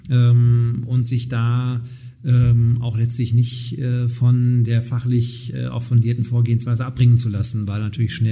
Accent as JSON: {"language": "German", "town": "Nottuln", "region": "North Rhine-Westphalia", "country": "Germany", "tie": "born or raised there", "said": "als Ratsmitglied in meiner Heimatgemeinde in Nottuln."}